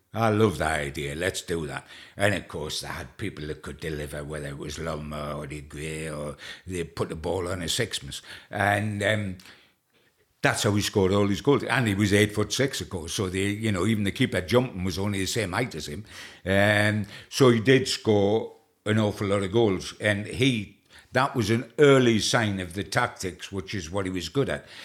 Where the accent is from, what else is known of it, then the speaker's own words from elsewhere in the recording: England, United Kingdom; not only being an Englishman